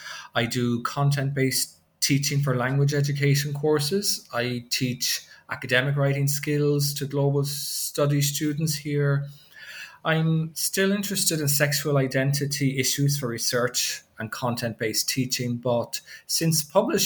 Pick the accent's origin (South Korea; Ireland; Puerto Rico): Ireland; moved away as an adult; now in Japan; I grew up in Ireland. I guess you picked up on the accent, maybe, but I've been teaching in Japan since 1998.